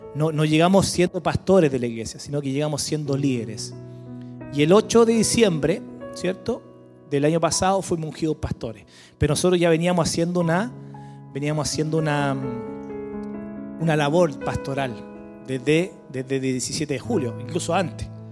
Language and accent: Spanish; Santiago, Santiago Metropolitan Region, Chile; moved away as an adult; now in Villarrica, Chile; éramos de Santiago, siempre nacido y criado en Santiago